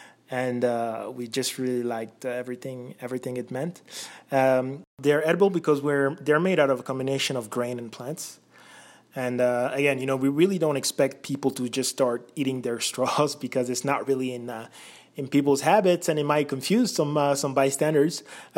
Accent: France; moved away as an adult; also born or lived in Belgium; now in United States; I was born in Belgium, mainly grew up in France, lived in a few different countries, and I've been in the U.S. since college.

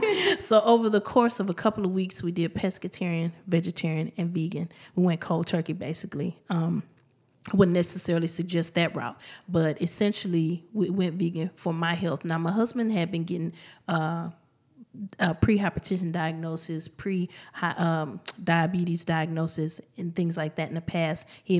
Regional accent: Houston, Texas, United States; I am born and raised in Houston, Texas. Third Ward, to be exact.

